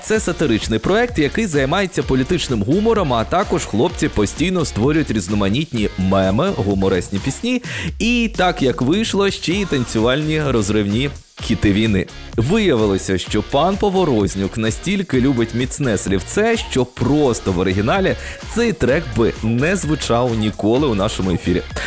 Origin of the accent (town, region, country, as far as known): Ukraine